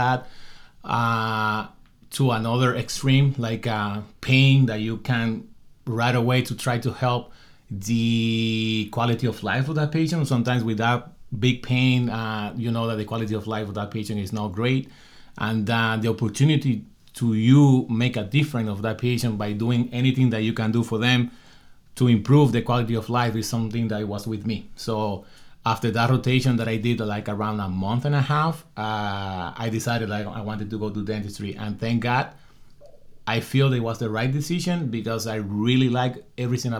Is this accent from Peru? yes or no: no; Dominican Republic; moved away as an adult; I come from the Dominican Republic